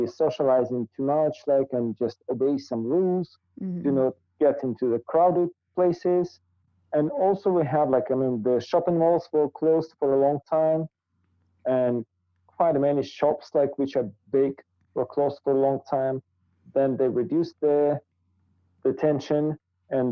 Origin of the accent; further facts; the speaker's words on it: Almaty, Kazakhstan; first language Russian; English is a second language; It's my hometown. Mm-hmm. So originally, like my family also lives here